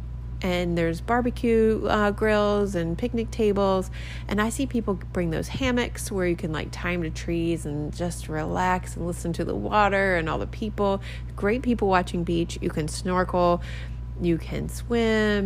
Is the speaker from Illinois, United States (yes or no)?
no; Maryland, United States; now in Key West, United States; I was from Maryland and we used to go to Ocean City, Maryland